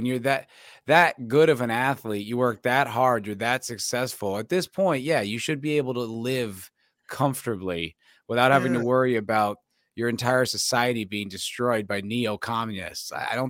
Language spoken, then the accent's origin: English; New Jersey, United States; No, I'm from New Jersey, my friend.